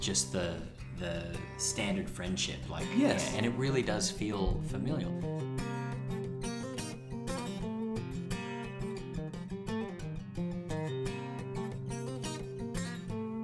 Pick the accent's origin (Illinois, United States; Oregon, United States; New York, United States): New York, United States; moved away as an adult; also born or lived in Perth / Adelaide / Kalgoorlie; now in Australia; I grew up in New York.